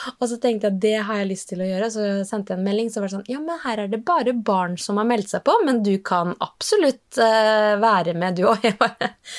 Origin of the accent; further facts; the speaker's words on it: Norway; Kalakroken, der jeg vokste opp